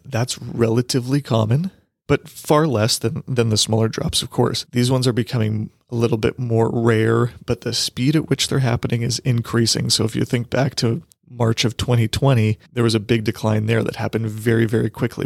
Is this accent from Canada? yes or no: yes; Canada; Canadian investors here